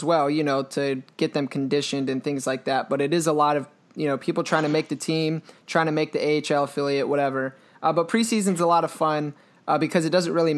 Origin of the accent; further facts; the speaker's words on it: Maryland, United States; I'm from Maryland